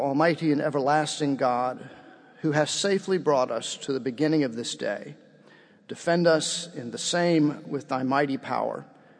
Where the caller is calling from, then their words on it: Baton Rouge, Louisiana, United States; I'm coming from Baton Rouge, Louisiana.